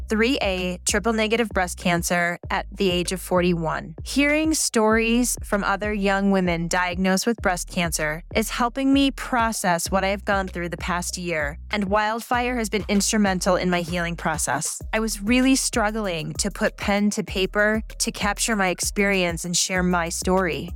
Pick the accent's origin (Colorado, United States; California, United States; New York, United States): Colorado, United States; I'm from Colorado